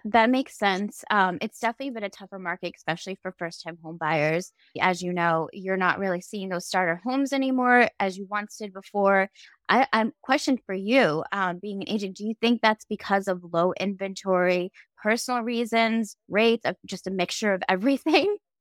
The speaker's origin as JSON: {"language": "English", "town": "Boston", "region": "Massachusetts", "country": "United States", "tie": "born or raised there", "moved": "as an adult", "said": "moving back home to my hometown in Boston or outside of Boston"}